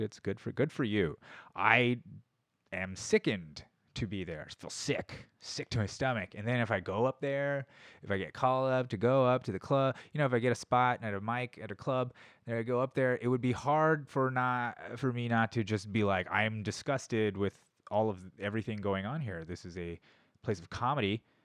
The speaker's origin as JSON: {"language": "English", "country": "United States", "said": "I'm American. That's how you know I'm American."}